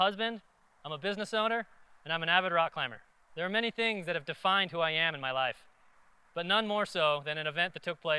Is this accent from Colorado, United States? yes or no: yes; Colorado, United States; also born or lived in South Korea; When I was 5 years old, I was adopted from Korea. I was transported and flown to a different planet, and my life started in Colorado. … 31. I live in Fort Collins, Colorado.